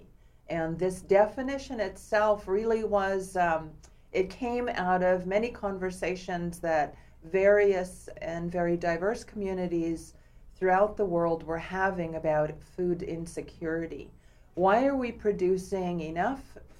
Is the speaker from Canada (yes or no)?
yes; Vancouver Island, British Columbia, Canada; moved away as an adult; also born or lived in Berkeley, California; now in Seattle, United States; I am First Nations from Canada, born and raised in my native community on Vancouver Island